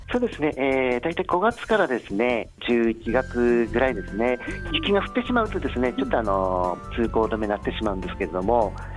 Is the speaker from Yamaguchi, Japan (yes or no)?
no; Wakkanai, Hokkaido, Japan; 生まれも育ちもずっと稚内です。